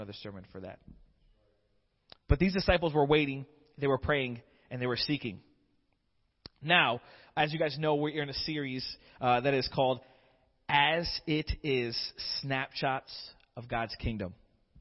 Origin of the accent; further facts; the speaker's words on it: Florida, United States; moved away as an adult; also born or lived in Michigan; I was born and raised in Florida, but I took a little field trip to Michigan for about 5 years